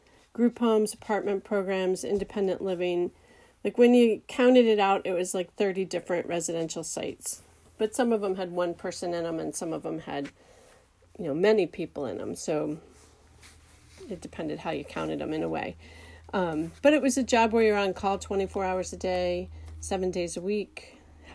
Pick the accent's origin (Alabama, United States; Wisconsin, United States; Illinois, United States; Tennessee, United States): Illinois, United States; Chicago; I was born in Chicago in a blizzard